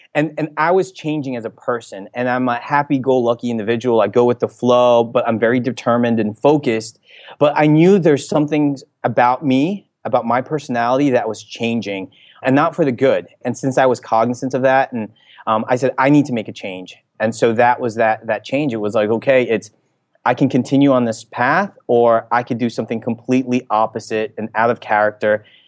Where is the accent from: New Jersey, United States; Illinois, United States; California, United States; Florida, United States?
New Jersey, United States; moved away as an adult; also born or lived in Philippines (ancestry); now in San Francisco, United States; I'm from the New Jersey area